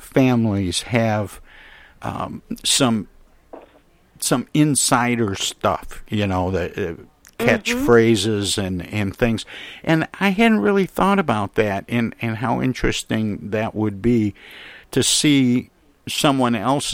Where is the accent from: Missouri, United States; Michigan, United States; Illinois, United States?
Michigan, United States; Flint; also born or lived in Los Angeles; I was born and raised in Flint, Michigan